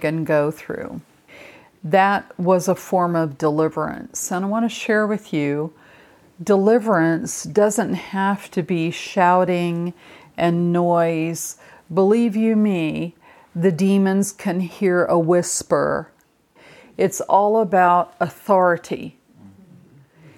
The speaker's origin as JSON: {"language": "English", "region": "England", "country": "United Kingdom", "said": "with my culture, I'm from England, but in my heritage, there's English, Scottish, Irish, and Norwegian"}